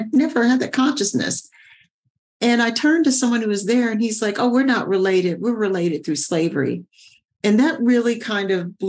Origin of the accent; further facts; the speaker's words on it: Sugar Land, Texas, United States; I was born in Sugar Land, Texas. I'm originally a Texan